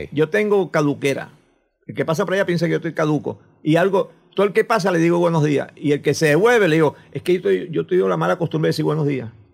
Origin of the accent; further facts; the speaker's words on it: Coro, Falcón, Venezuela; yo soy de Curazaito, o de esa zona cercana a Curazaito.